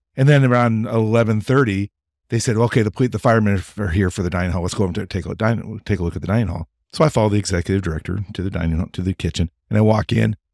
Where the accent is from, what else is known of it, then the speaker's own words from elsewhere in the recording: Pendleton, Oregon, United States; I'm from this little town in eastern Oregon called Pendleton